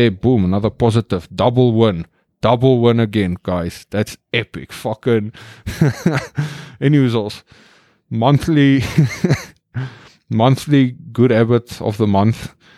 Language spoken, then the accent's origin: English; South Africa; now in Netherlands; I'm in South Africa, my home country. It is beautiful, sunny weather.